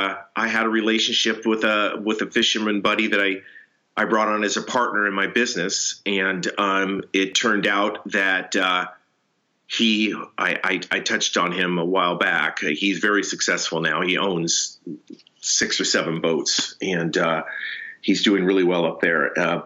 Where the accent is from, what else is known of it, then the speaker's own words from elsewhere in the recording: Seattle, Washington, United States; born there; also born or lived in Tacoma / Chehalis; My dad was a banker. We moved around. I was born in Seattle, moved to Tacoma, moved to Chehalis, did some interesting things down there, caught chickens as an example.